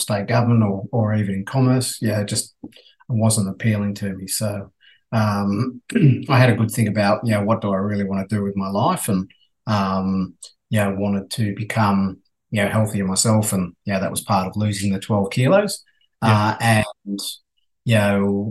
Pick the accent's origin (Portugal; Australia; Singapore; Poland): Australia; accent: Aussie; also born or lived in Dublin, Ireland; my Aussie accent actually got worse while I was over there